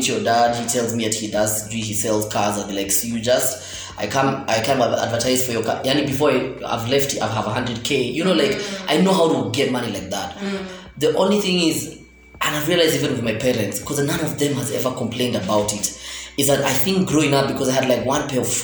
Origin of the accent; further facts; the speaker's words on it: Kangwere, Nairobi, Kenya; also born or lived in Karen, Nairobi; I'm from Kangwere, but I'm bougie nowadays. Like, I'm from Kangwere